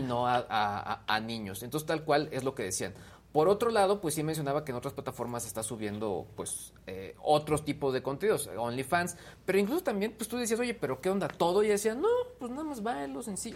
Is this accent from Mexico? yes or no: yes; Mexico; como mexicanos